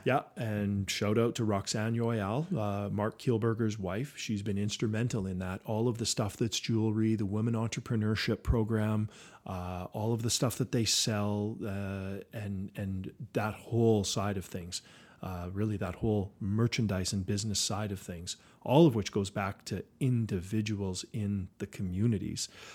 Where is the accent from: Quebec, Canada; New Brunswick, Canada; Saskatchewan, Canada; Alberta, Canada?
Saskatchewan, Canada; Saskatoon; growing up on the West Side.